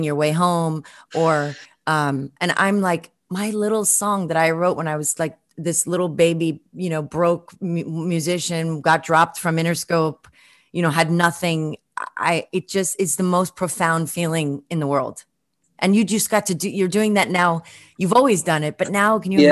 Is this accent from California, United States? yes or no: no; New York City, New York, United States; moved away as an adult; I grew up in Brooklyn